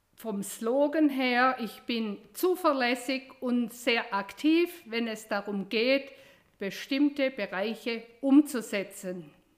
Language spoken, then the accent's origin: German; Attenweiler, Baden-Württemberg, Germany; Ich bin hier im Landkreis Biberach aufgewachsen und zwar in Attenweiler